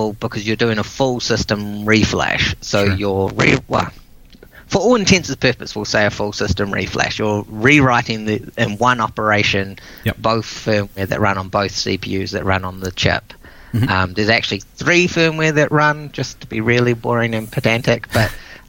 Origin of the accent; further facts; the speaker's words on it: New Zealand; I was from New Zealand